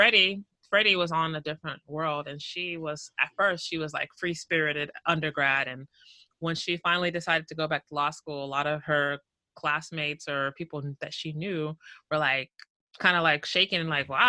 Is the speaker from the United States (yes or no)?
yes; Houston, Texas, United States; moved away as an adult; now in Seattle, United States; I was born and raised in the greatest city in this country, which is Houston, Texas